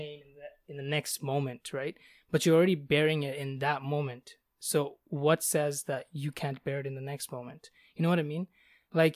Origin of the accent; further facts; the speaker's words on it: Bangladesh; I'm from Bangladesh